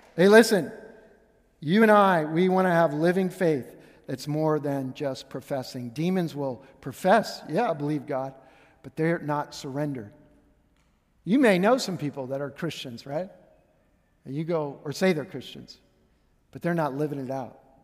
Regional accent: Pittsburgh, Pennsylvania, United States; moved away; growing up in Pittsburgh, I'm Steelers fan

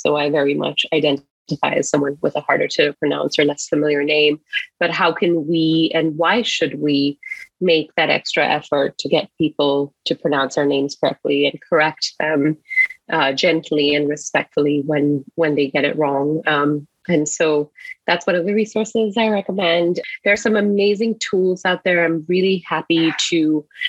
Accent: Singapore; now in Seattle, United States; I'm originally from Singapore

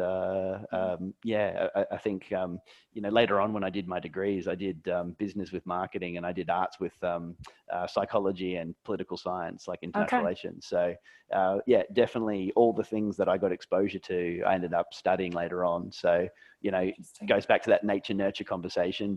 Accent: Australia; also born or lived in Brisbane, Queensland, Australia; when I was in primary school age, I grew up in Maribyrnong, and Dad went through a sea change and wanted to have a houseboat business

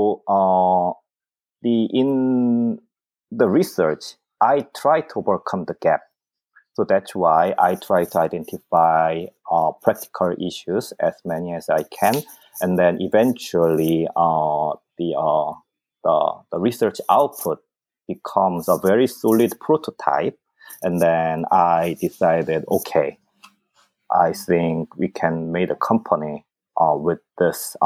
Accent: South Korea; moved away; I'm originally from South Korea.

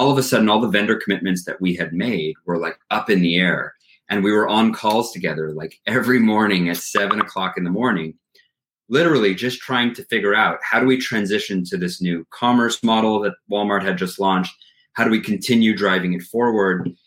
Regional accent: Canada; now in Montreal, Canada; as a Canadian

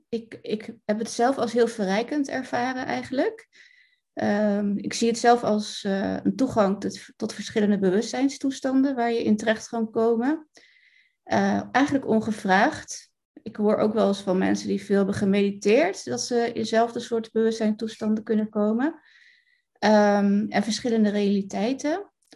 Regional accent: Rotterdam, South Holland, Netherlands; ik kom uit Rotterdam

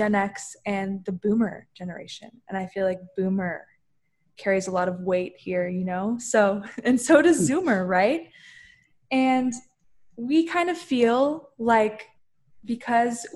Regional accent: Orlando, Florida, United States; I ended up staying in Orlando this past year.

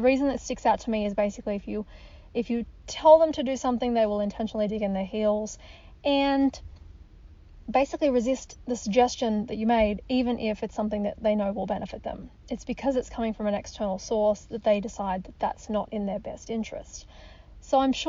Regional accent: Australia; moved away as an adult; now in United States; I'm an Australian, I'm living in the US

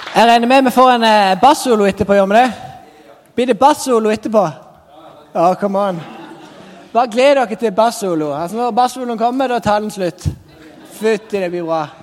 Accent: Sørlandet, Norway; kom jeg fra Sørlandet

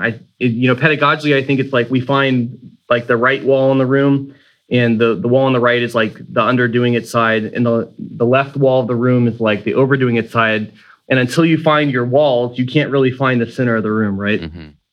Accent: Sanford, Florida, United States; I'm from Sanford, Florida, which is a city that's just north of Orlando

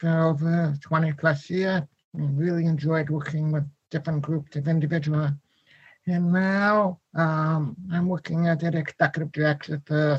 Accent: Chicago, Illinois, United States; moved away as an adult; also born or lived in Rochester, New York; I grew up in Chicago, Illinois. I was mainstreamed. And then I moved to Rochester to go to RIT and TID.

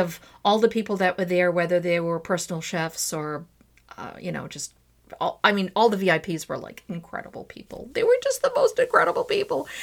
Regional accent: Azores, Portugal; moved away; also born or lived in Trás-os-Montes / Santa Maria / São Miguel; I would always put in a Zorian twist to everything because I'm from the Azores

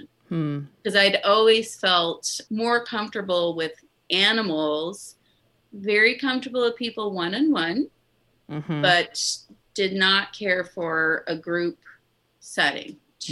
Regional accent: Midwest, United States; moved away; also born or lived in New Orleans; I grew up in the Midwest

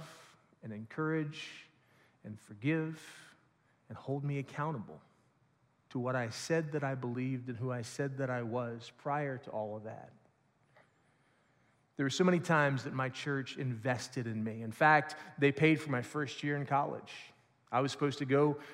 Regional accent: Lawrenceburg, Indiana, United States; I grew up in the Bright Christian Church just over in Lawrenceburg, Indiana

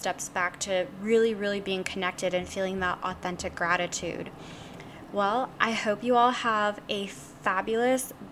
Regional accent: the South, United States; I grew up in the South

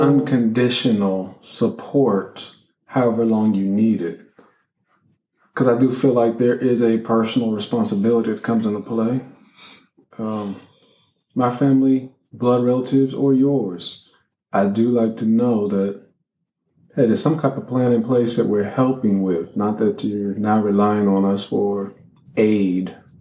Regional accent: Columbus, Ohio, United States; also born or lived in Cincinnati, Ohio; Then we moved from Columbus, Ohio, Cincinnati, Ohio.

